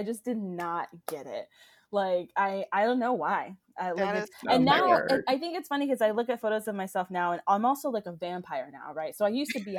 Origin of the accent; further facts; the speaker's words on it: Florida, United States; I grew up in Florida